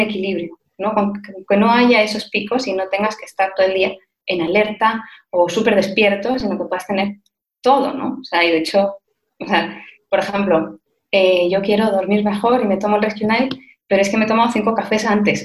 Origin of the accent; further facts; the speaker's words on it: Spain; moved away; also born or lived in Madrid; soy española, se me nota muchísimo